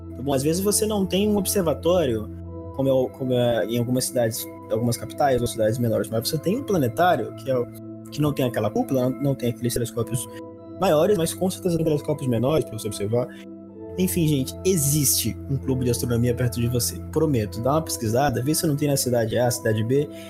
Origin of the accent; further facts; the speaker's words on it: Belém, Pará, Brazil; now in São Paulo, Brazil; Eu nasci em Belém do Pará, que fica muito próximo da, linha do Equador